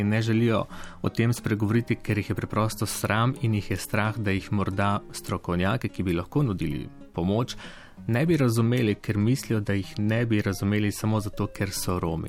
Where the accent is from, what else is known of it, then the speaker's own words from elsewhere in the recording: Prekmurje, Mura, Slovenia; svojo regijo, odkudar prihajam iz Prekmurja